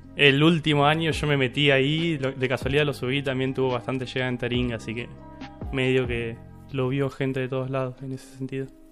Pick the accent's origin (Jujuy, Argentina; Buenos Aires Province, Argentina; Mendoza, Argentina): Buenos Aires Province, Argentina; San Carlos de Bolívar; Yo soy de Bolívar